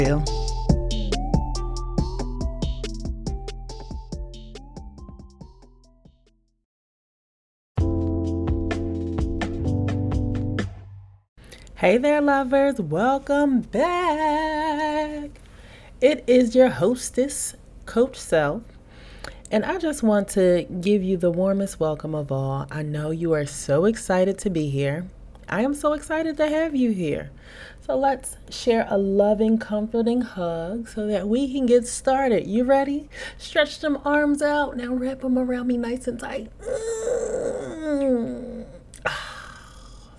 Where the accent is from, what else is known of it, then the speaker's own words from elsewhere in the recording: Philadelphia, Pennsylvania, United States; moved away; I also traveled to Philadelphia, back to my hometown